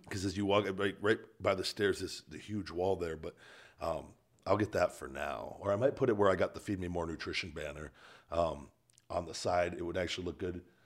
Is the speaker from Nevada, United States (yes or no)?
yes; Las Vegas, Nevada, United States; born or raised there